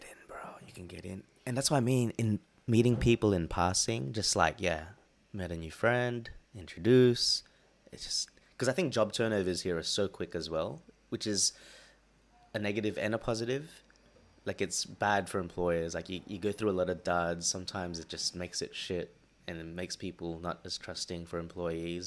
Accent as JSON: {"language": "English", "town": "Sydney", "region": "New South Wales", "country": "Australia", "also_born_or_lived": "Philippines (ancestry)", "moved": "as an adult", "lives_now": "London, United Kingdom", "said": "me being from Sydney"}